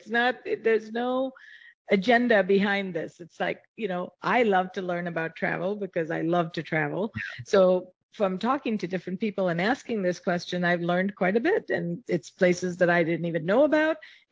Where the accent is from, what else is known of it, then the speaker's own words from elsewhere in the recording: Chicago, Illinois, United States; Midwest, Chicago, I come from Chicago and Chicago has I think the best food anywhere.